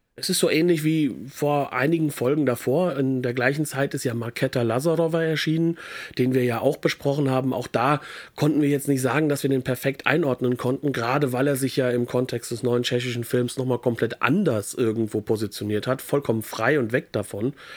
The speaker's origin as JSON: {"language": "German", "country": "France", "said": "bei uns in Frankreich"}